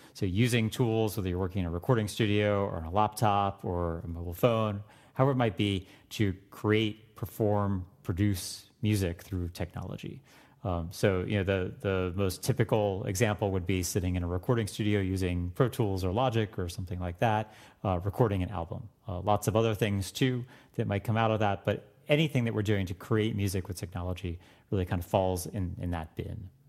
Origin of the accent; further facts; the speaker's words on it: Florida, United States; I grew up in Florida